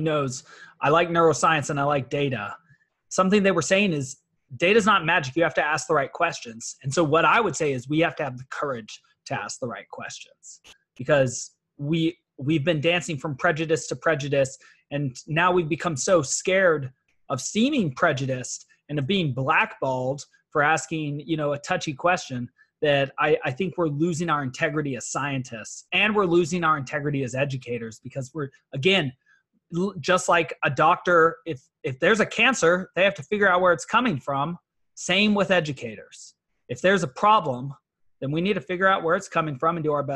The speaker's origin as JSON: {"language": "English", "town": "Atlanta", "region": "Georgia", "country": "United States", "moved": "yes", "lives_now": "Escondido, United States", "said": "I work in Escondido. I'm from Atlanta."}